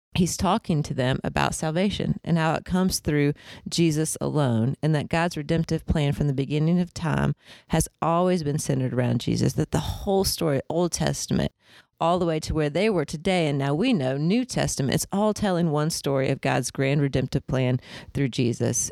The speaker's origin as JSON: {"language": "English", "region": "Indiana", "country": "United States", "tie": "born or raised there", "moved": "yes", "lives_now": "Augusta, United States", "said": "I grew up in Indiana"}